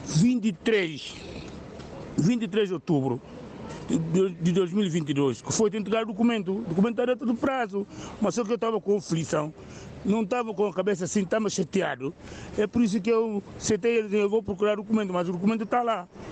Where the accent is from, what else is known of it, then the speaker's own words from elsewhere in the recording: Guinea-Bissau; now in United Kingdom; Eu sou da Guiné-Bissau